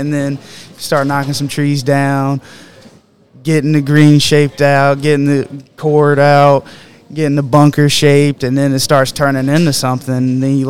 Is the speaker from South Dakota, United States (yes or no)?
no; West Columbia, South Carolina, United States; And then it came up that I was from West Columbia